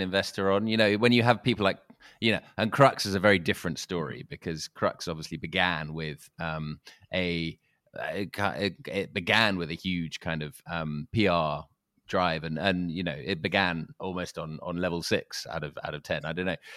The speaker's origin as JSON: {"language": "English", "region": "London", "country": "United Kingdom", "said": "I'm a Londoner"}